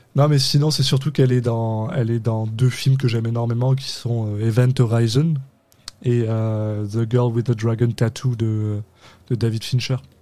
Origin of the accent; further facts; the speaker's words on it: France; On est des Français de France, on vient de France.